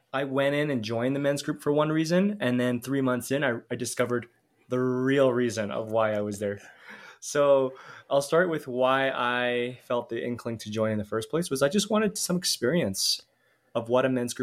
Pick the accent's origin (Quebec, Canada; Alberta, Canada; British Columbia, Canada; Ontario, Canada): Alberta, Canada; Calgary; moved away as an adult; now in Mexico; I'm Canadian, so I'm born in Calgary, but I live in Mexico now.